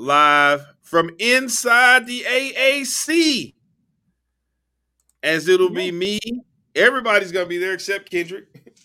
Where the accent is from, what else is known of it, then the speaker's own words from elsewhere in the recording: Cedar Hill, Texas, United States; join us live this Sunday from Cedar Hill, Texas, my hometown.